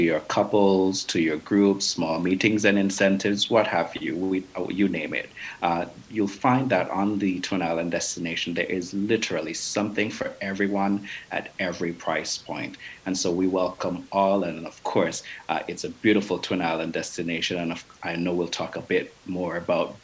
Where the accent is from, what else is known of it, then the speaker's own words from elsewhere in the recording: Antigua & Barbuda; We're English-speaking island as we're former British colonies.